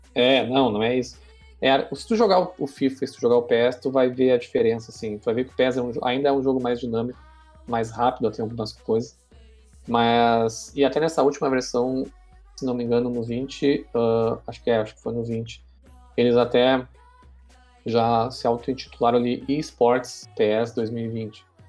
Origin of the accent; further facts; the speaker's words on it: Pelotas, Rio Grande do Sul, Brazil; nós que somos aqui de Pelotas